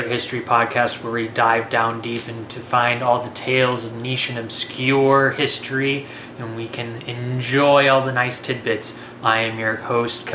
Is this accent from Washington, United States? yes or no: no; Texas, United States; I'm too many generations of Texan